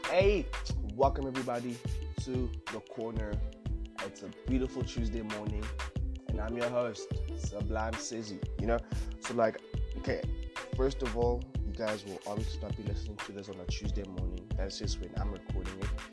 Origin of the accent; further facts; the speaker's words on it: Cape Town, Western Cape, South Africa; Born and raised in Cape Town.